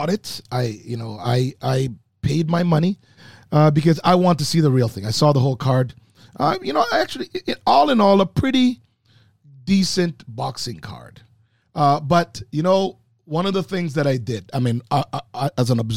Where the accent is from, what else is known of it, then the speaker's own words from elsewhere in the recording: Manchester, Jamaica; moved away; Growing in Manchester, Jamaica